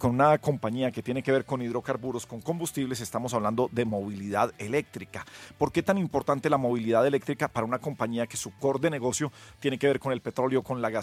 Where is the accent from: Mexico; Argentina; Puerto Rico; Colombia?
Colombia; quienes tenemos el mayor peso en la sostenibilidad somos los colombianos común y corrientes.